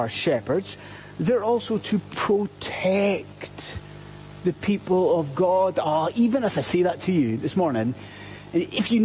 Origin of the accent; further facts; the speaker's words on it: Scotland, United Kingdom; I'm Scottish